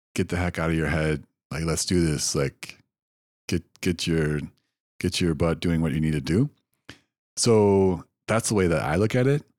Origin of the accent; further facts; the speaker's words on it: Wisconsin, United States; I grew up in Wisconsin